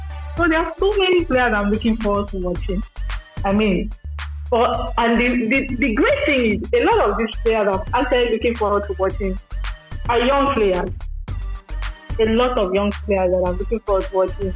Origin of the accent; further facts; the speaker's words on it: Nigeria; I'm a Nigerian